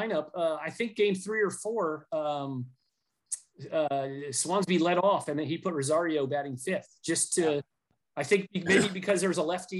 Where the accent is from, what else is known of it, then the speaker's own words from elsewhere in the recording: Florida, United States; Growing up in Florida